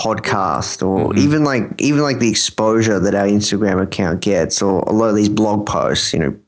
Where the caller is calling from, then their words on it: Melbourne, Victoria, Australia; I'm calling from Melbourne, Australia.